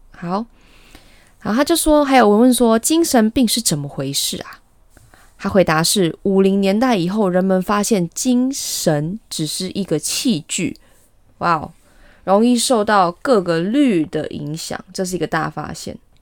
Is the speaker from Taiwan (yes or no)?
yes; Taiwan; 我们台湾人